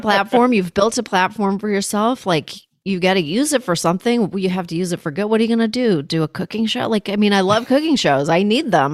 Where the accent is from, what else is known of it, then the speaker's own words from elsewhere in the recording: Canada; now in United States; I was born in Canada. I'm an American now. I vote here